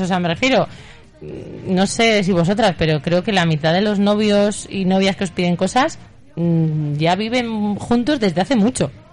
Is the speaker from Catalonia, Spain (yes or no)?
no; María, Aragon, Spain; Yo, que soy de María